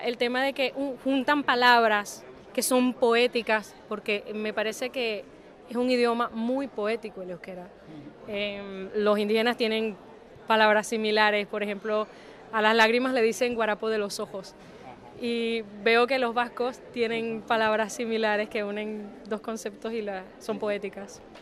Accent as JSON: {"language": "Spanish", "country": "Venezuela", "moved": "yes", "lives_now": "Alicante, Spain", "said": "vengo de Venezuela"}